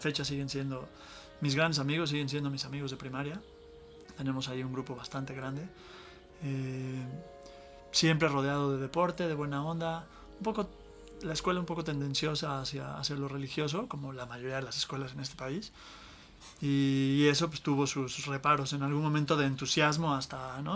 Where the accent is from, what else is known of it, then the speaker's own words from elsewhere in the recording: Mexico City, Mexico; yo crecí en la Ciudad de México